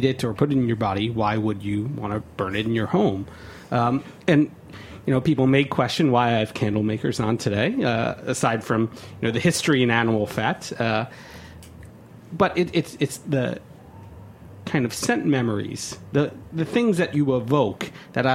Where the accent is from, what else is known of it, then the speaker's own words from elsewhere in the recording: Westchester, New York, United States; I grew up in Westchester, New York.